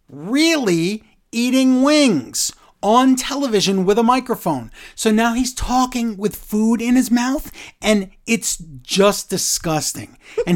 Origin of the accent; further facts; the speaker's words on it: Canada; with Punk visiting my home country of Canada